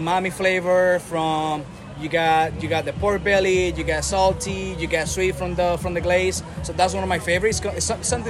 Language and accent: English; Puerto Rico; moved away; So, my background, born and raised in Puerto Rico.